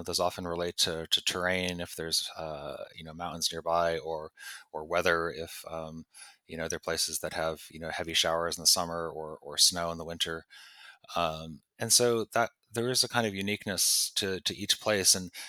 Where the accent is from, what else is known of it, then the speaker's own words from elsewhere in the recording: East Coast, United States; such a imaginatively powerful place to a kid growing up on the East Coast. You know, my parents had never been to California. I didn't go until I was an adult.